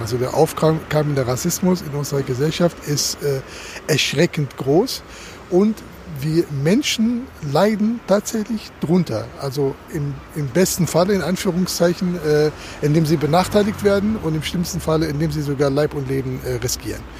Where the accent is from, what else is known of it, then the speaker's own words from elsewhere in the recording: Germany; wir, glaube ich, als Deutsche